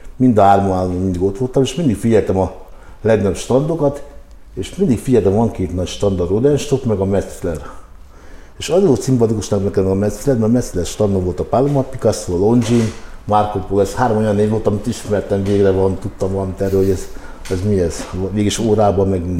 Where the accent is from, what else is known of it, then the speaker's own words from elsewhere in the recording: Hungary; amikor én olaszul kezdtem velük beszélni magyarként